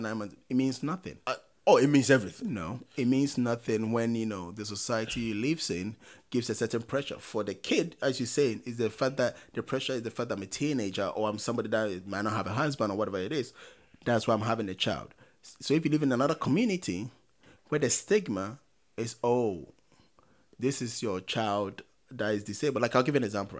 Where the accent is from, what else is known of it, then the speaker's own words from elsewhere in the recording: Ghana; growing up in Ghana